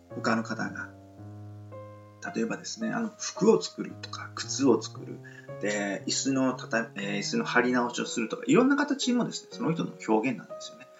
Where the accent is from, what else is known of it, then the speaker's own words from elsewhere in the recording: Nichinan, Miyazaki, Japan; moved away; 自分が住んでるのが、えー、日南市の帯っていうところに、あまあ、住んでるというか、まあ、住んでいたって言った方がいいんですけど、まあ、少年時代を育ったっていうところなんですが